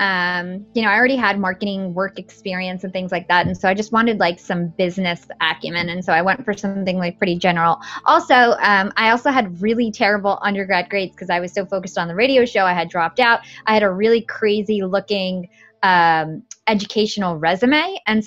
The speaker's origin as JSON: {"language": "English", "town": "Watchung", "region": "New Jersey", "country": "United States", "tie": "born or raised there", "said": "I grew up in New Jersey"}